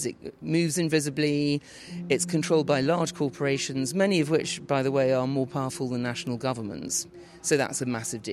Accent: London, United Kingdom; I am a Londoner

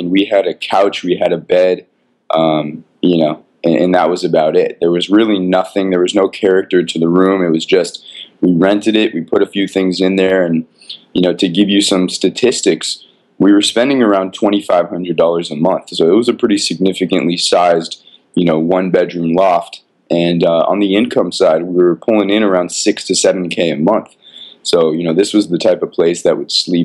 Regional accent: Los Angeles, California, United States; I'm a local Angeleno, born and raised in Los Angeles.

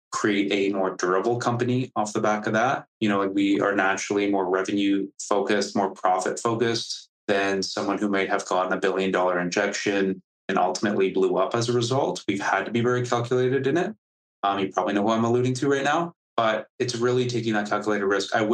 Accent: Canada; I am Canadian

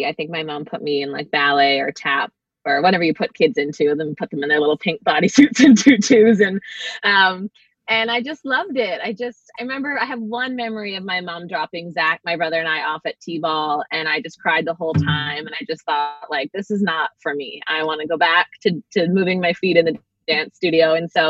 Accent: North Vancouver, British Columbia, Canada; also born or lived in Winnipeg / Collingwood / Toronto; Well, I was born in Winnipeg, Manitoba, and then I moved to Collingwood, Ontario. First Toronto, and then Collingwood, and then back to Winnipeg for a year, back to Toronto for a year, moved to Vancouver when I was 9.

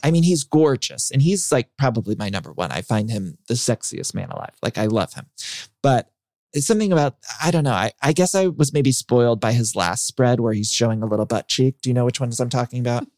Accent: Ohio, United States; I grew up in Ohio

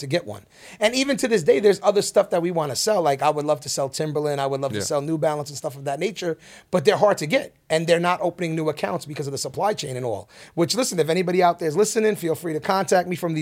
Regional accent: Jersey City, New Jersey, United States; grew up in Jersey City

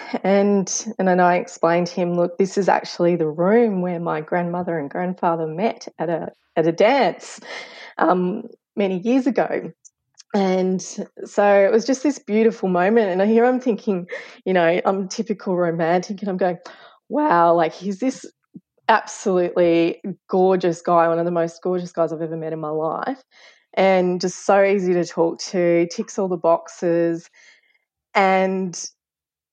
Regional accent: Ballarat, Victoria, Australia; moved away; my third year social work placement back in my hometown of Ballarat

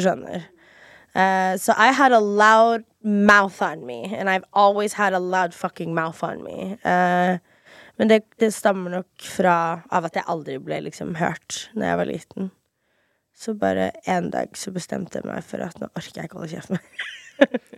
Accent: Fredrikstad, Østfold, Norway; moved away as an adult; also born or lived in Miami, Florida, United States / Moss, Norway; now in Oslo, Norway; der bodde jeg fra 4.-5. klasse til videregående

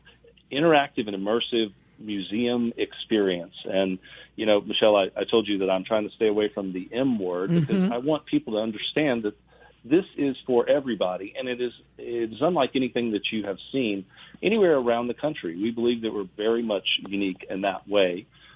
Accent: Mississippi Gulf Coast, United States; moved away as an adult; also born or lived in Washington, D.C.; I'm from the Mississippi Gulf Coast, and my family, that side of the family is Cajun French

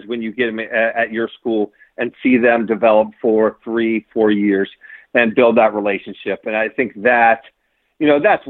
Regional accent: Cincinnati, Ohio, United States; Born and raised in Cincinnati.

